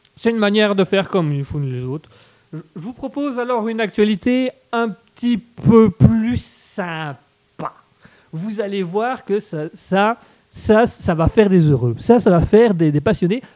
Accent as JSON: {"language": "French", "country": "Belgium", "said": "je suis belge. Je, vis en Belgique, je suis belge"}